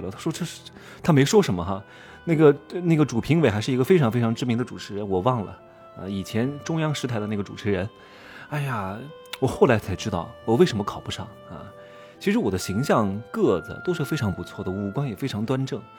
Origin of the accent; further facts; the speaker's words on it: Wuhu, Anhui, China; also born or lived in Hefei; 我是芜湖人